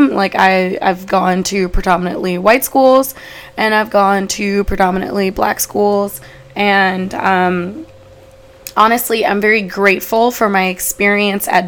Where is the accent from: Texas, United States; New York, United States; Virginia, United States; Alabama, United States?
Texas, United States; Houston; also born or lived in Los Angeles, California; I was born in LA. Moved to Houston when I was a young child. I grew up in Houston, Houston's Third Ward